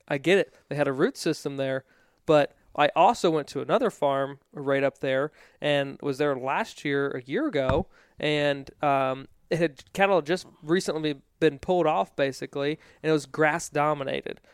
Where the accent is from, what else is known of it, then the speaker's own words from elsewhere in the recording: East Coast, United States; I grew up on the East Coast